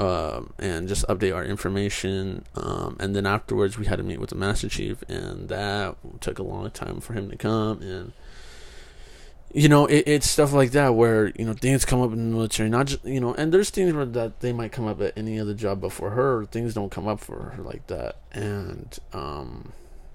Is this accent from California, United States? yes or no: yes; Kingsburg, California, United States; moved away as an adult; Kingsburg, my hometown